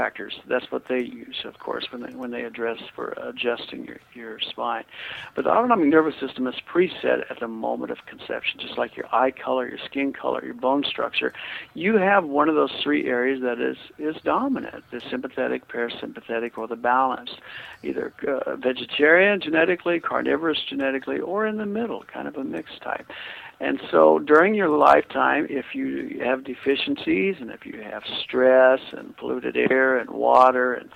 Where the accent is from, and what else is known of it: Kansas, United States